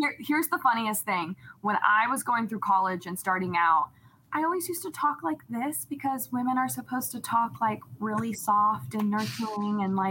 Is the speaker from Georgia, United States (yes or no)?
yes; Atlanta, Georgia, United States; moved away as an adult; also born or lived in Dallas, Texas / Lubbock, Texas / Wisconsin; now in Cleveland, United States; I grew up in Atlanta. So I was there from third grade until I graduated high school